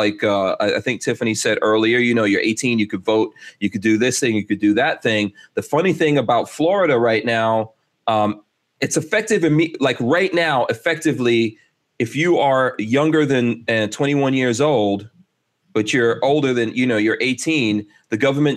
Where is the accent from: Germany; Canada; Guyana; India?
Guyana; now in United States; I was born in Guyana, which is also in South America